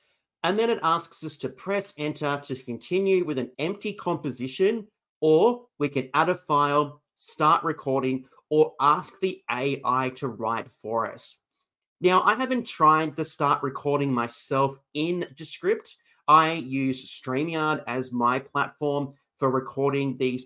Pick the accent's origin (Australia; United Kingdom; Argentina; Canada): Australia; I'm from Australia